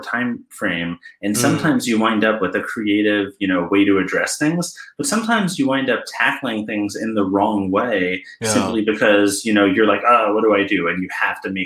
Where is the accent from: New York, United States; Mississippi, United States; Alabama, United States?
New York, United States; moved away as an adult; now in Cleveland, United States; I'm from New York mostly